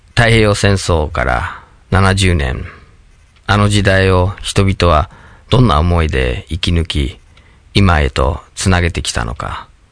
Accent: Michigan, United States; Japanese is a second language; moved away as an adult; now in Japan; 僕はアメリカのミシガン州に生まれ育って

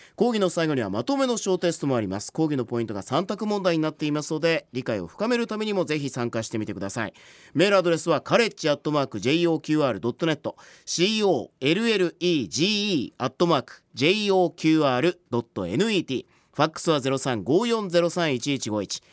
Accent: Yamaguchi, Japan; born or raised there

